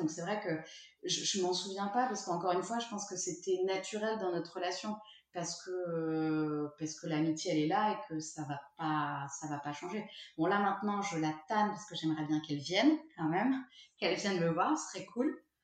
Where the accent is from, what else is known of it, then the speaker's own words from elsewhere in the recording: Lyon, Auvergne-Rhône-Alpes, France; moved away as an adult; also born or lived in Toulouse; je viens de Lyon